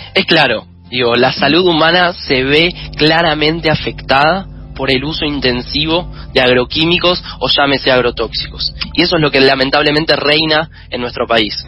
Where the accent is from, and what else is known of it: Argentina